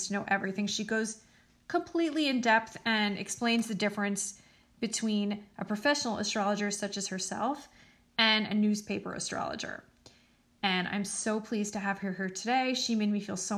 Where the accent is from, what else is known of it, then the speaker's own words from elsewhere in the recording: the New York area, United States; I'm from the New York area